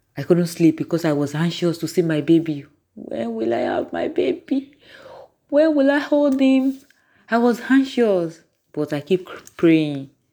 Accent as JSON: {"language": "English", "country": "Nigeria", "said": "I'm from Nigeria."}